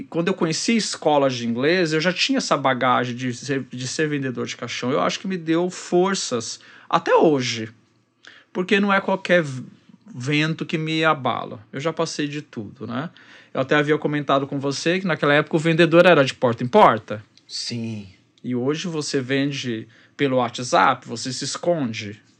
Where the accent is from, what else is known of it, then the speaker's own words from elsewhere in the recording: São Paulo, Brazil; now in Rio de Janeiro, Brazil; Eu vim de São Paulo, sou paulistano.